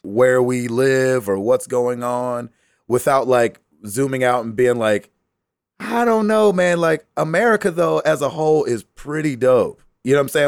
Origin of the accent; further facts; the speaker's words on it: the South, United States; I was raised in the South